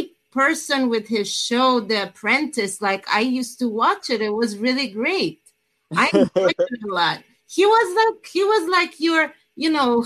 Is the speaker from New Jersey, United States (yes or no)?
yes; New Jersey, United States; I'm actually from New Jersey.